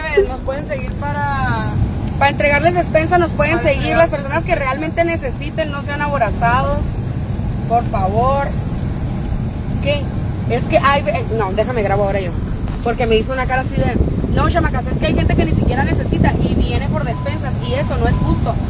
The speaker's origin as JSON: {"language": "Spanish", "town": "San Luis Río Colorado", "region": "Sonora", "country": "Mexico", "said": "somos de San Luis Río Colorado, Sonora"}